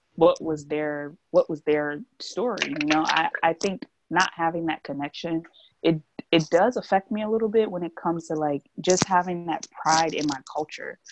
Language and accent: English; New Jersey, United States; I'm from New Jersey